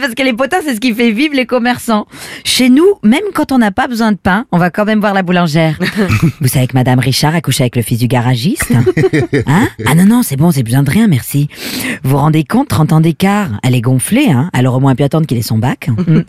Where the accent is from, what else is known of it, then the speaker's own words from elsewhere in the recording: Saint-Cannat, Provence-Alpes-Côte d'Azur, France; je viens de Saint-Cana. C'est un petit village juste à côté de Marseille